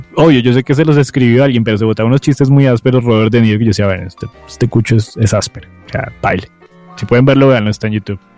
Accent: Colombia; uno como colombiano

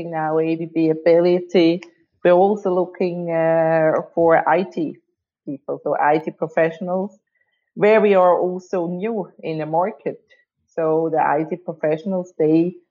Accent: Switzerland; I was born and raised in Switzerland

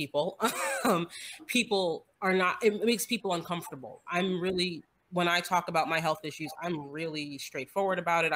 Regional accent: New Jersey, United States; moved away as an adult; now in Georgia, United States; I am in Georgia. I grew up in New Jersey. I think I've been in Georgia now for 22 years

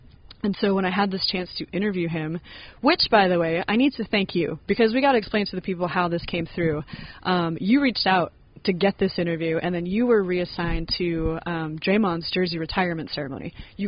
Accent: Seattle, Washington, United States; So I know I'm from Washington. I usually just tell people I'm from Seattle because everybody knows where that is.

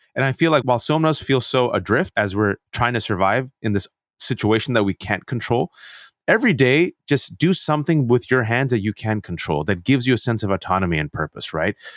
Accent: Bay Area, California, United States; growing up in the Bay Area, even though I was born and raised in this country.

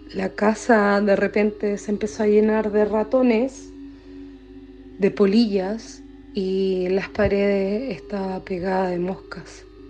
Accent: Chile; also born or lived in Coquimbo; Soy chilena

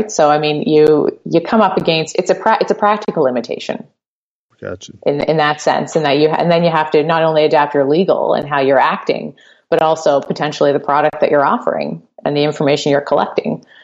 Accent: Canada; obviously, I'm, I'm a Canadian lawyer, but I have a pretty good idea of how things work down there.

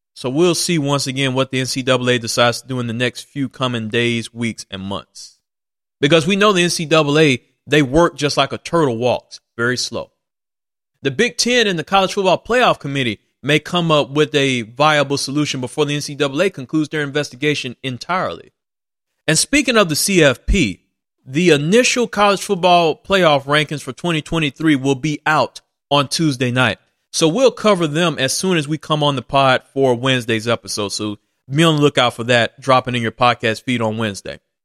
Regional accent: Mississippi, United States; born or raised there

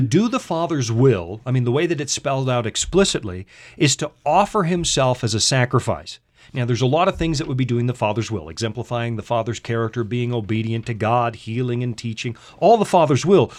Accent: Canada; accent: Canadian English

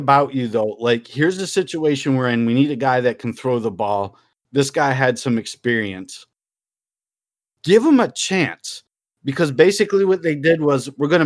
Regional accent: Syracuse, New York, United States; my hometown, Syracuse

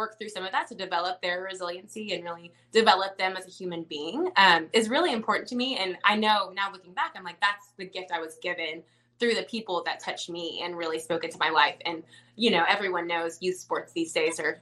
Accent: Dallas, Texas, United States; moved away; I'm from Dallas

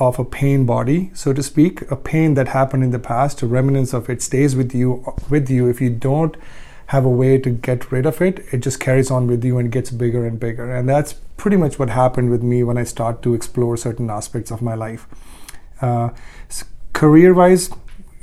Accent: Ludhiana, Punjab, India; moved away; I grew up in India for the most part, from a very small town in Ludhiana, Punjab

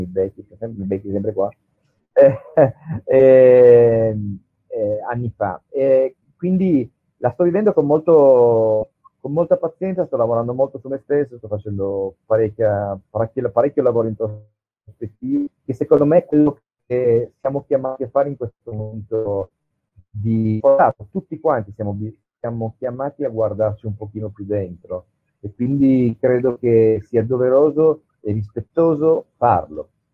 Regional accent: Asti, Piedmont, Italy; moved away as an adult; da Asti, io sono piemontese, sono artigiano

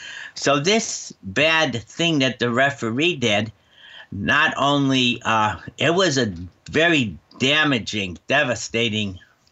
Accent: United States

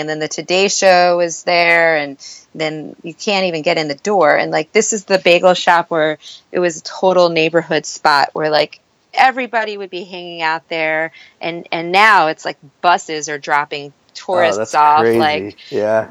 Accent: Miami, Florida, United States; moved away as an adult; also born or lived in Syracuse, New York; now in Brooklyn, United States; growing up in Miami.

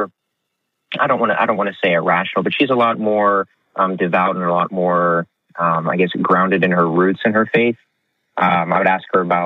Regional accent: Houston, Texas, United States; I'm from Houston

